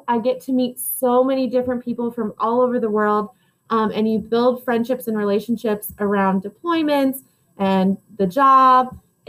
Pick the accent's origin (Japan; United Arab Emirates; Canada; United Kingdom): United Arab Emirates; Dubai; I grew up in Dubai, which is in the United Arab Emirates.